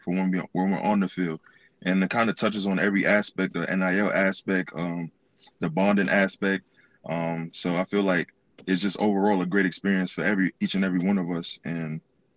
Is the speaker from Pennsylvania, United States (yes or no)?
no; New York, United States; now in State College, United States; being a New Yorker